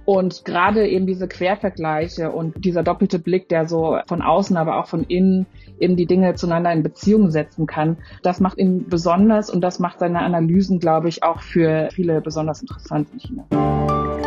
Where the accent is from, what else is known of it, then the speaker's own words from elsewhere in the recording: Freiburg, Baden-Württemberg, Germany; ich bin selbst in Freiburg aufgewachsen